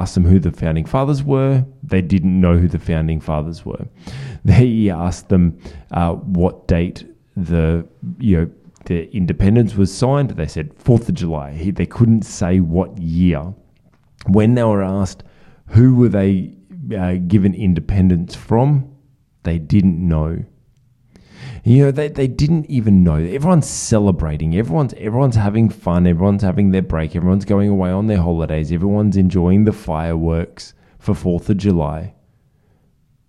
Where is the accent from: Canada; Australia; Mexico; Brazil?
Australia; as an Australian